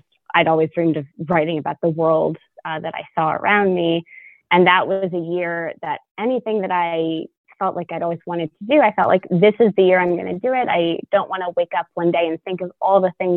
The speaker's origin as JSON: {"language": "English", "town": "Louisville", "region": "Kentucky", "country": "United States", "tie": "born or raised there", "moved": "as an adult", "said": "I was born in Louisville and raised here"}